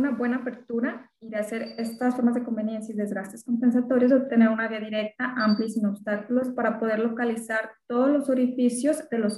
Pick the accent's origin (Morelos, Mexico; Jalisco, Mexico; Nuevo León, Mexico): Jalisco, Mexico; Ahualulco de Mercado; also born or lived in Guadalajara, Jalisco / Mascota, Jalisco; lo tengo en mi pueblo, es el Agualuco de Mercado, Jalisco.